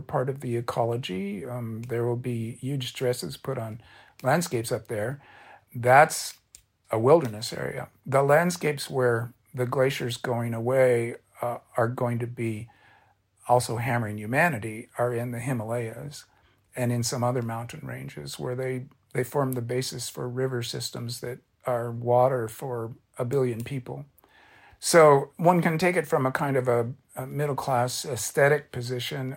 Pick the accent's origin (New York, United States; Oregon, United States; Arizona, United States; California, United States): California, United States; Orange County; I'm a beach kid. I grew up in Orange County